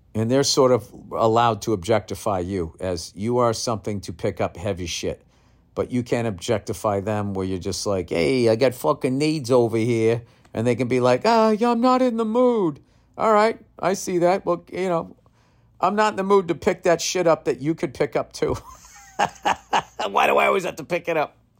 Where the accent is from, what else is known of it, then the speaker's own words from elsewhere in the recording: United States; I am an American through and through